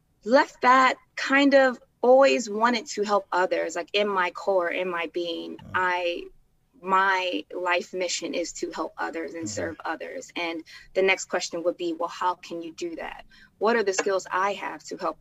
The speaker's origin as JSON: {"language": "English", "town": "Chicago", "region": "Illinois", "country": "United States", "tie": "born or raised there", "said": "I was born in Chicago"}